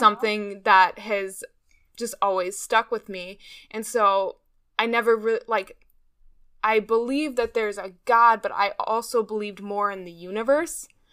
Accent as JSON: {"language": "English", "town": "Chicago", "region": "Illinois", "country": "United States", "moved": "yes", "lives_now": "North Carolina, United States", "said": "I'm from Chicago, Illinois, but now I live in North Carolina"}